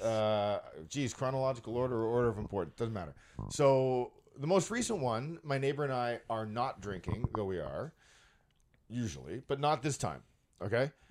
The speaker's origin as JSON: {"language": "English", "town": "Brampton", "region": "Ontario", "country": "Canada", "tie": "born or raised there", "said": "I live in Brampton and I grew up in Brampton."}